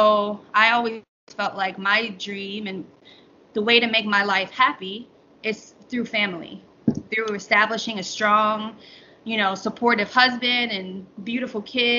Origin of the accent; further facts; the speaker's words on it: Atlanta, Georgia, United States; born there; now in Charlotte, United States; I was born in Atlanta, but traveled around all my life to Florida, Kentucky. I've been many places, but yeah, I was born in Atlanta.